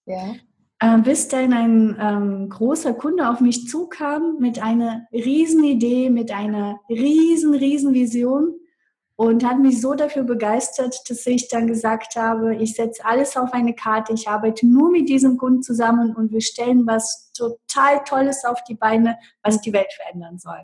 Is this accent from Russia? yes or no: yes; Russia; German is a second language; moved away as an adult; now in Germany; ich bin mit 18 Jahren aus Russland nach Deutschland gekommen